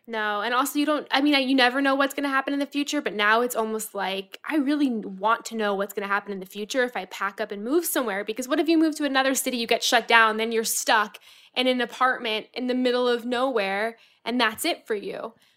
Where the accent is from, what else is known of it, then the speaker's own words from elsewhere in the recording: Florida, United States; now in New York, United States; I'm from Florida.